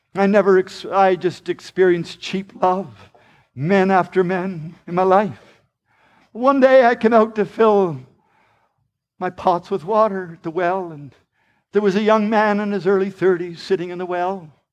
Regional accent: Charlottetown, Prince Edward Island, Canada; I am just from Prince Edward Island, Canada. It's only a small province, about a hundred and forty miles long, and there's only about a hundred and forty thousand people of us live there, and, uh, we lived in the poor section of Charlottetown

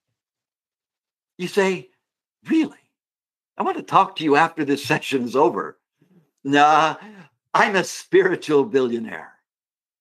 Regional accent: Canada; me being a Canadian.

